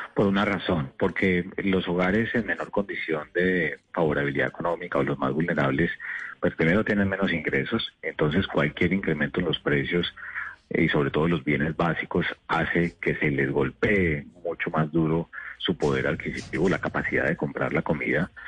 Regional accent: Colombia; como colombiano

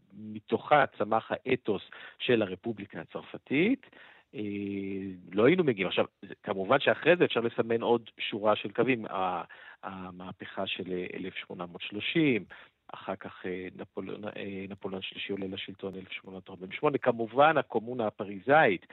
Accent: France; moved away; אני גדלתי ב... בעיר פרברים כזאת

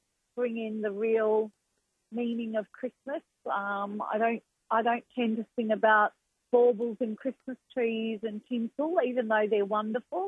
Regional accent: Melbourne, Victoria, Australia; back home to my hometown

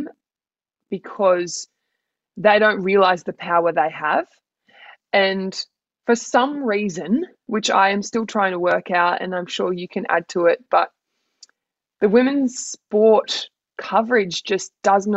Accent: Grafton, New South Wales, Australia; also born or lived in Gold Coast; now in Sydney, Australia; I'm a girl from Grafton, and I now live the big city life

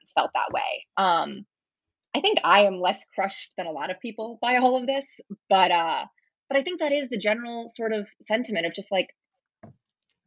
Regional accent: St. Louis, Missouri, United States; I'm from St. Louis, so I grew up with baseball everywhere

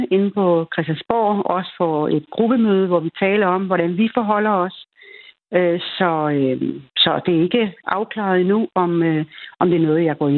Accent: Lolland, Zealand, Denmark; moved away; Jeg kommer selv ned fra Lolland

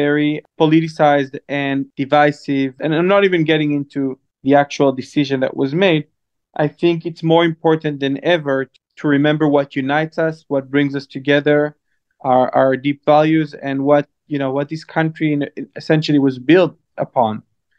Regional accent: Northern District, Israel; I grew up in Israel in a small moshav in the north part of Israel. My dad is a social worker. My mom was a school counselor.

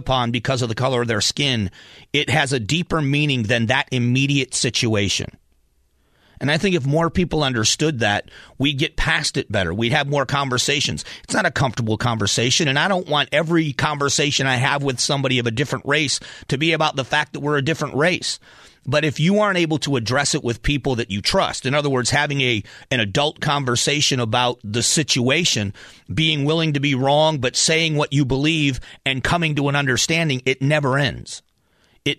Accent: the South, United States; my days growing up in the South

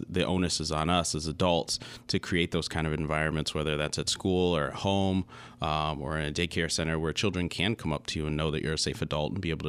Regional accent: Lansing, Michigan, United States; also born or lived in Wisconsin; I grew up in Lansing my whole life. I did a little sabbatical and lived in Wisconsin for a little bit of time.

